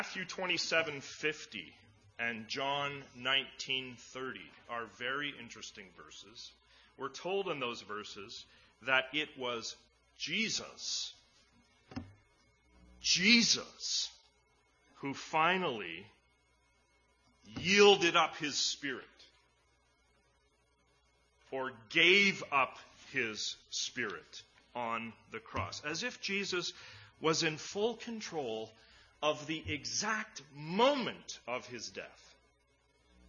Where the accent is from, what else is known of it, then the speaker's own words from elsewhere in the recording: Edmonton, Alberta, Canada; when I was a kid growing up in Edmonton